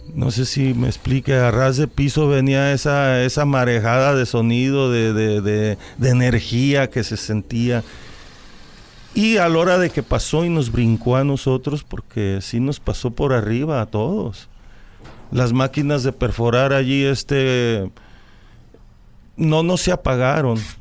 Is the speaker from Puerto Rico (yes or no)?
no; Jalisco, Mexico; yo nací aquí en un rancho, de aquí de Jalisco, soy de Jalisco, pero estoy registrado en Guadalajara